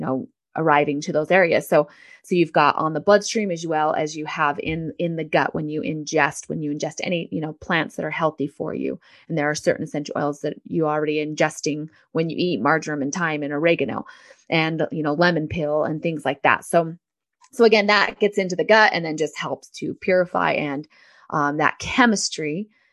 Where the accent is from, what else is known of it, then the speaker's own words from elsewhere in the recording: San Diego, California, United States; I am from San Diego, California. I was um, raised with a mom who was very into natural health